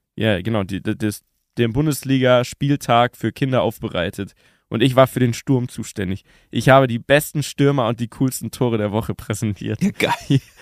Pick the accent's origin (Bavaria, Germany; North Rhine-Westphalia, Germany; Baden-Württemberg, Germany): Bavaria, Germany; Munich; Urbayer, geboren in München